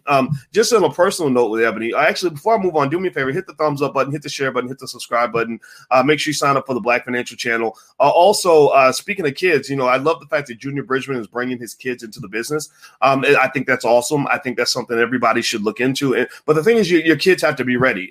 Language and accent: English; Louisville, Kentucky, United States; now in Chicago, United States; I live in Chicago, and two, I am from Louisville